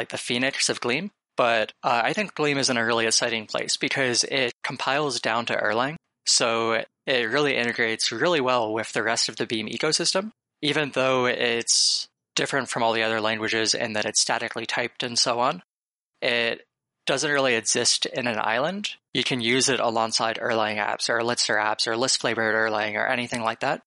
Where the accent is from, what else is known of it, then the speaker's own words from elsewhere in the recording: Waterloo, Ontario, Canada; moved away as an adult; now in Bay Area, United States; I'm originally from Canada. I grew up in Waterloo, Ontario, actually. I basically spent my entire life there